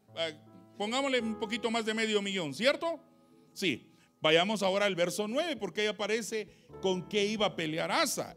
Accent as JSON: {"language": "Spanish", "region": "San Marcos", "country": "Guatemala", "moved": "yes", "said": "soy de San Marcos"}